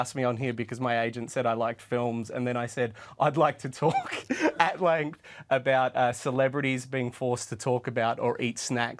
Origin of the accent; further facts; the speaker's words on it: Australia; I'm a little disappointed you didn't introduce me as Australian royalty.